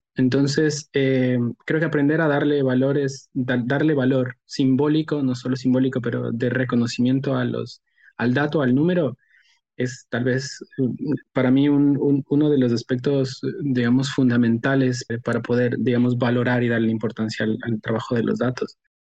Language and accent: Spanish; Ecuador; also born or lived in Australia; yo soy un economista ecuatoriano eh, estudié economía en una universidad en Ecuador